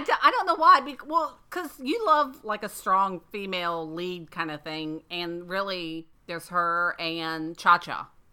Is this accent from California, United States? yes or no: no; Florida, United States; where I grew up in Florida